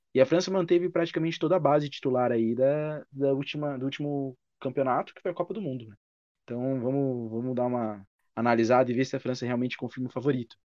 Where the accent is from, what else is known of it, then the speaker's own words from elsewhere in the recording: Brazil; ficaremos muito felizes como brasileiros